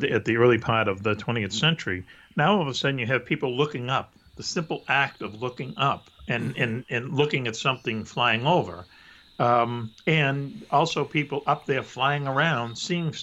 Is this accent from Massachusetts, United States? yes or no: yes; Boston, Massachusetts, United States; when I was growing up in Boston as a kid